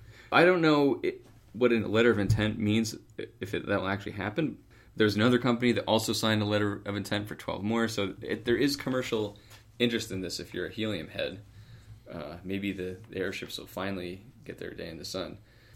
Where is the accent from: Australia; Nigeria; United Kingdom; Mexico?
United Kingdom; Being British, if you look at a picture of that one, it's called the Flying Bum.